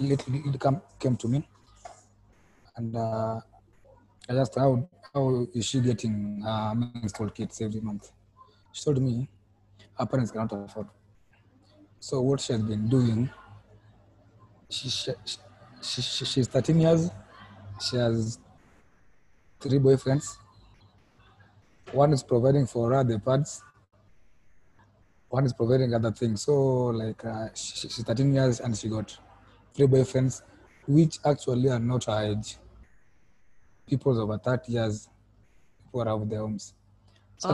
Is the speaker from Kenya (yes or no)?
yes; Kenya; I'm from Kenya.